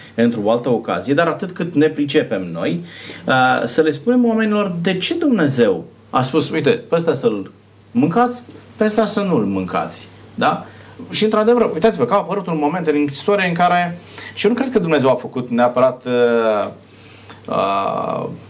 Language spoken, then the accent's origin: Romanian; Romania; noi, ca și români, consumăm porc